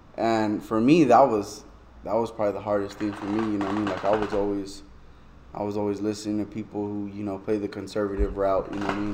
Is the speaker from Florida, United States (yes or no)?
no; Albuquerque, New Mexico, United States; born or raised there